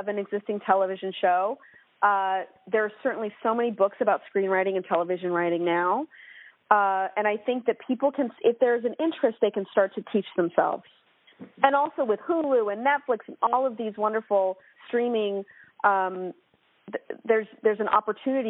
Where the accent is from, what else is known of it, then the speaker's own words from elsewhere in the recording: Portland, Oregon, United States; I grew up in Portland, Oregon, and had such a wonderful West Coast upbringing